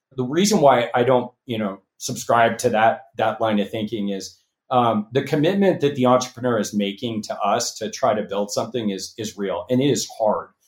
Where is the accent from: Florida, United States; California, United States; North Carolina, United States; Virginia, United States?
California, United States; Los Angeles; moved away as an adult; also born or lived in Nashville, Tennessee / Bay Area, California; I grew up in Los Angeles